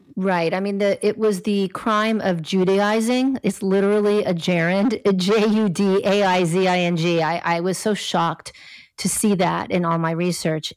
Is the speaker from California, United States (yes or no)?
yes; Los Angeles, California, United States; I grew up in Los Angeles